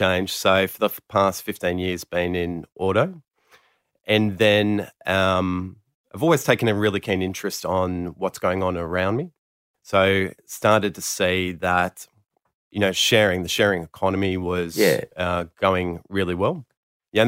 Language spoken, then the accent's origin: English; Sydney, New South Wales, Australia; Here in Sydney. Here in Sydney.